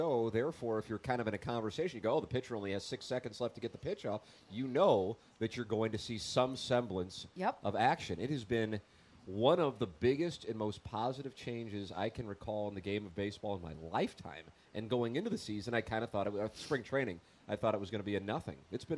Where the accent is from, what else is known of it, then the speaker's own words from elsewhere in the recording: Oakville, Missouri, United States; Guys, I'm from Oakville, and that text is wrong.